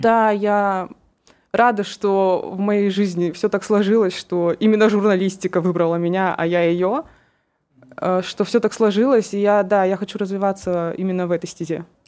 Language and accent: Russian; Kurgan, Kurgan Oblast, Russia; мне 22 года, и я из Кургана